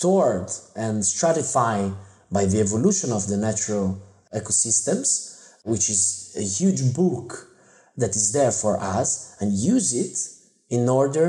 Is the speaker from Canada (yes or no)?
no; Italy; I grew up in Italy